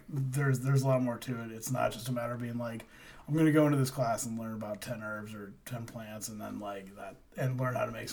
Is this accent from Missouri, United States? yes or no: yes; St. Louis, Missouri, United States; I grew up in St. Louis